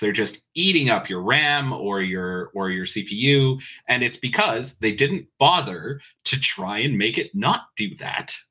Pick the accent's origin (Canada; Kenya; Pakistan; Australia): Canada; I have enjoyed being Canadian ever since